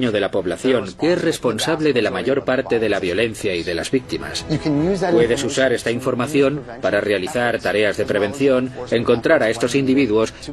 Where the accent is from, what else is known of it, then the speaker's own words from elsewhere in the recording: Chicago, Illinois, United States; Yo me crié en Chicago, donde hay entre 800, 900 hasta 1000 homicidios anualmente.